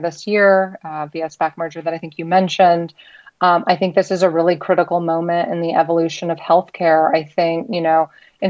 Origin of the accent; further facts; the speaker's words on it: United States; I can say this as an American